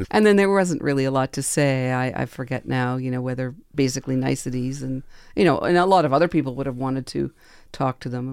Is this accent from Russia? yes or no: no; Quebec, Canada; I grew up in Quebec